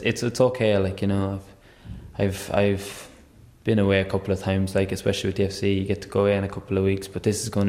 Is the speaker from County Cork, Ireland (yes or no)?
no; Tullamore, County Offaly, Ireland; I'm 21 now. As I said, born and raised in Tullamore